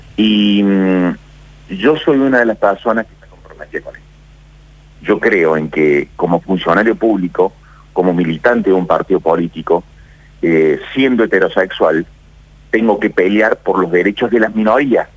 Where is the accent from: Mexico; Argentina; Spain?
Argentina; Yo soy argentino